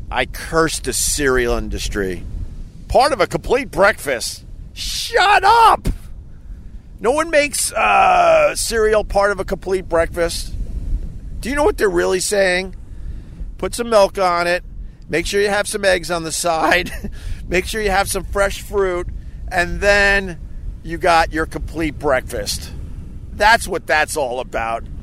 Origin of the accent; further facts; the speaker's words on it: New York, United States; No, I'm just from Long Island